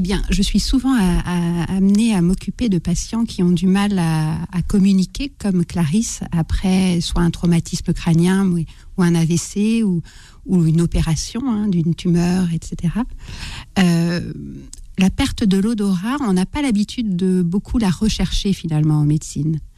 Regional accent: Brittany, France; je suis une Bretonne

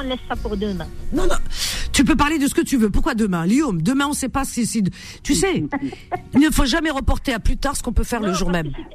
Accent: Algeria; born or raised there; now in France

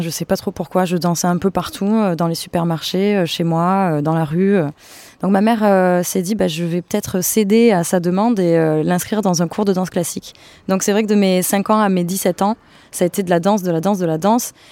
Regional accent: Avignon, Provence-Alpes-Côte d'Azur, France; je viens d'Avignon

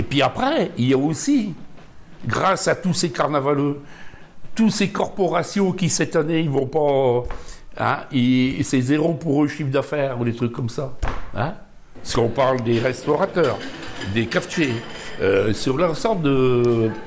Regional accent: Bergues, Hauts-de-France, France; also born or lived in Dunkirk; je suis berro hein. Je suis né à Dunkerque, mais j'ai toujours habité ici. Et en plus de ça, j'ai toujours habité dans le quartier ici. 70 ans que j'habite ici.

